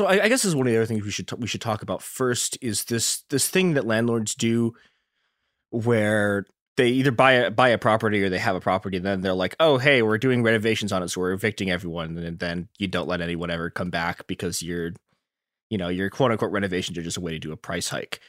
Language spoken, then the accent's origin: English; Chicago, Illinois, United States; a terrifying and unfortunate product of my hometown, Chicago.